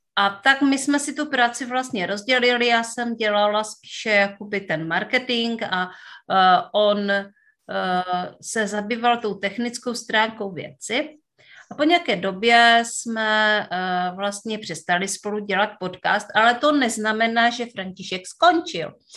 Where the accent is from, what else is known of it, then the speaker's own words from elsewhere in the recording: Northern Moravia, Czechia; já pocházím ze Severní Moravy